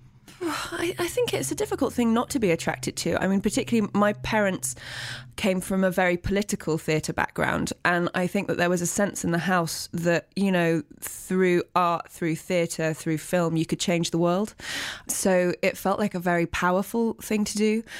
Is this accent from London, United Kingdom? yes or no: yes; Teddington, London, United Kingdom; I was born in Teddington, which is a suburb of London